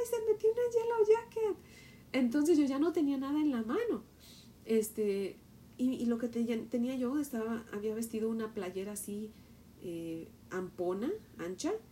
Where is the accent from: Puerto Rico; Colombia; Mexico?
Mexico; por ejemplo, yo que soy de México, cuando te regreses a México, pues te lleves mis huesos